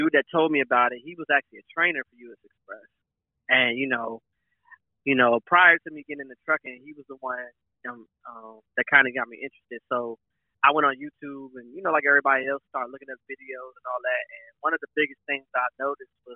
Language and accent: English; Maryland, United States; I grew up in Maryland right outside of D.C., like 15 minutes outside of D.C.